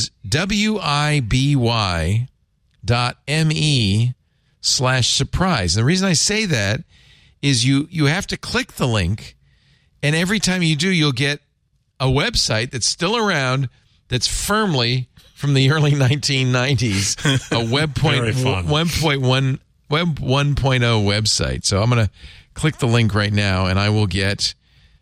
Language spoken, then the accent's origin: English; New York, United States; I grew up in New York